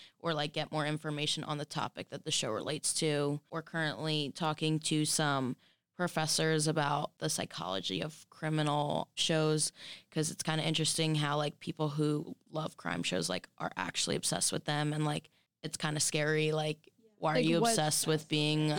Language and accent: English; Philadelphia, Pennsylvania, United States; I'm from Philly